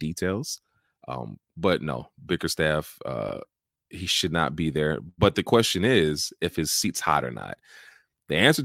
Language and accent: English; Chicago, Illinois, United States; I was born in Chicago, so I have a certain affinity for my hometown Bulls